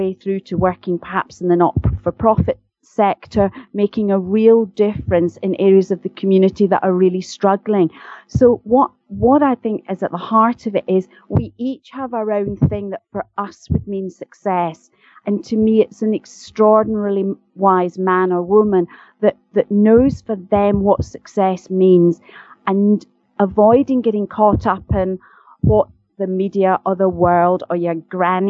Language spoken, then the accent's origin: English; Glasgow, Scotland, United Kingdom; accent: Scottish; I am indeed Scottish, and as I'm very fond of saying, I'm a posh Glaswegian, and sometimes people don't think that's true, but I am from Glasgow